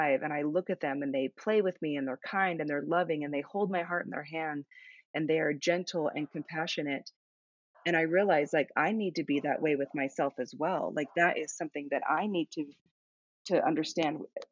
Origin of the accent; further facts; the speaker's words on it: Sedona, Arizona, United States; My hometown is Sedona, Arizona